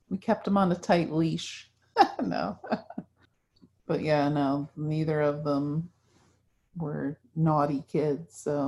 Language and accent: English; New Jersey, United States; also born or lived in Massachusetts; So I was born in New Jersey and North Jersey, and then we moved to South Jersey. And then we moved to Massachusetts for 3 years. And then we moved back to South Jersey. And that's where I finished high school, was in South Jersey.